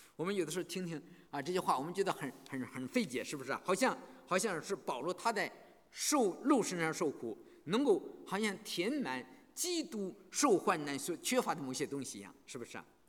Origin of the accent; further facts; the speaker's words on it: China; moved away; 我们从大陆来的人